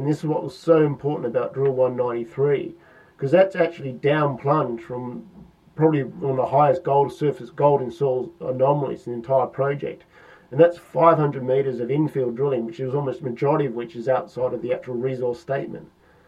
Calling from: London, United Kingdom; I'm calling in from London, of course.

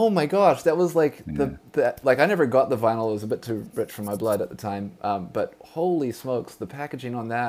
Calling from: Vancouver, British Columbia, Canada; I'm broadcasting from Vancouver, British Columbia.

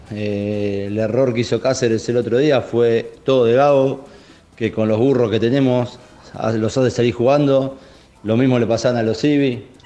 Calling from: Caballito, Buenos Aires, Argentina; Buenas tardes

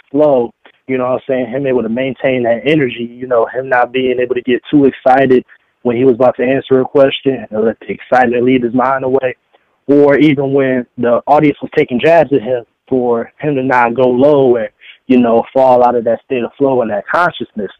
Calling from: Detroit, Michigan, United States; I was calling from Detroit

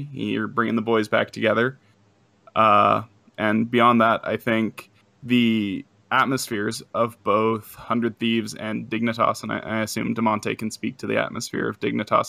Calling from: Montana, United States; I'm calling from Montana.

